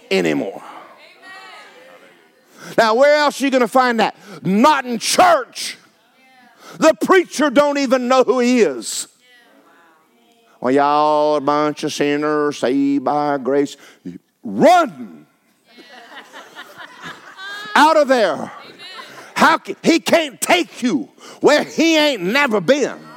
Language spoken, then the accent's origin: English; Georgia, United States; Yeah, I'm from Georgia. Nothing good come out of Georgia.